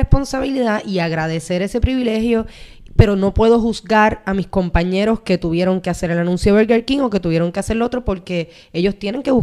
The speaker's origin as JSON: {"language": "Spanish", "country": "Puerto Rico", "said": "desarrollando proyectos en mi país"}